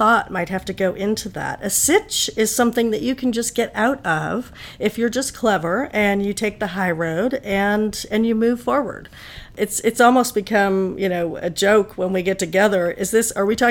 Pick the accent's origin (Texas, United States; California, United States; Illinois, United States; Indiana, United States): California, United States; Palo Alto; moved away as an adult; now in Washington, D.C., United States; I grew up in California. I went to Berkeley. I grew up in Palo Alto